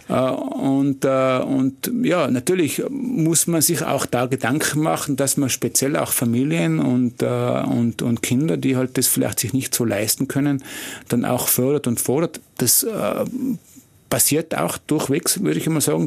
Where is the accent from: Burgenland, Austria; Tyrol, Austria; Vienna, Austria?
Tyrol, Austria; was sind wir Tiroler? Wir sind schon bodenständig